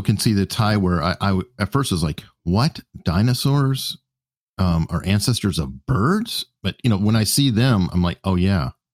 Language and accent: English; Tucson, Arizona, United States; now in Virginia Beach, United States; originally, I'm from Tucson, Arizona